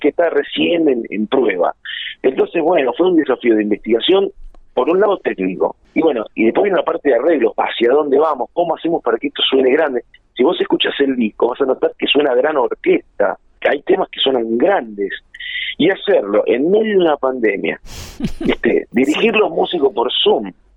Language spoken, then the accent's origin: Spanish; Junín, Buenos Aires Province, Argentina; moved away as an adult; yo soy nacido en Buenos Aires, pero obviamente mi familia es de Junín, mi padre y mi madre, y nos venimos a vivir a Junín